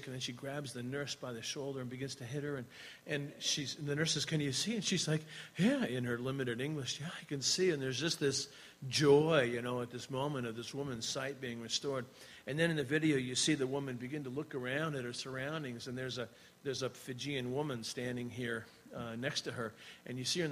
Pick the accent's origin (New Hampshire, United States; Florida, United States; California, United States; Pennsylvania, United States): New Hampshire, United States; Laconia; moved away as an adult; also born or lived in New York / Virginia; now in New Zealand; We grew up here in the Laconia area